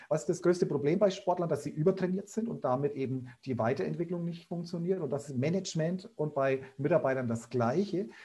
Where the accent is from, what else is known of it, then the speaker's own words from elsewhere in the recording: Bayreuth, Bavaria, Germany; accent: Upper Franconian; ich bin waschechter Oberfranke, also komme aus Bayreuth, wie man hört